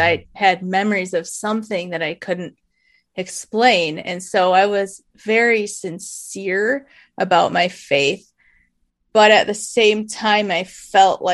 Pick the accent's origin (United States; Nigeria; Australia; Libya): United States; Michigan; I was born and raised in Michigan